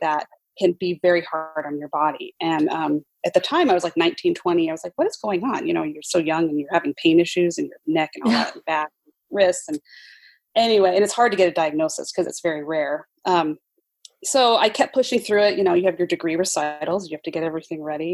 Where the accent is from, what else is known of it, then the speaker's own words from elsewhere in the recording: Utah, United States; also born or lived in New York; now in Seattle, United States; I'm originally from Utah